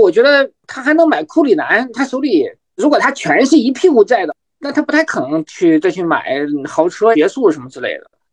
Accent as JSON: {"language": "Chinese", "region": "Shandong", "country": "China", "said": "我们山东人普遍，咱因为我们三个嘉宾两个山东人啊，因为我们山东人都可能是向张继科学习"}